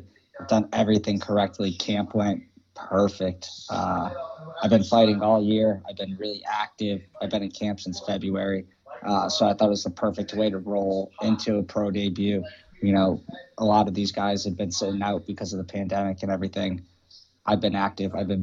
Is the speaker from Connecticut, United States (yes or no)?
yes; Hartford, Connecticut, United States; I was born in Hartford, Connecticut. I was raised literally 2.5 miles away from the Hartford Convention